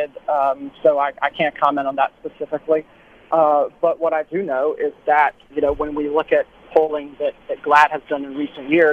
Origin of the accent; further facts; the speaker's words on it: South Carolina, United States; I grew up in the South. I grew up in South Carolina